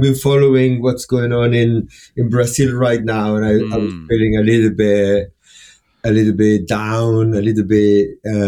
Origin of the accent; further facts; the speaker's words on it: Chile; I was born in Chile.